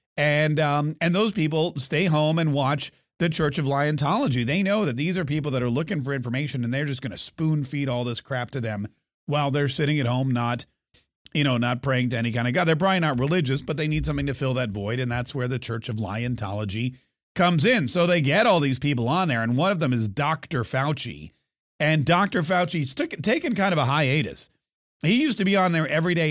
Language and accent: English; United States; as an American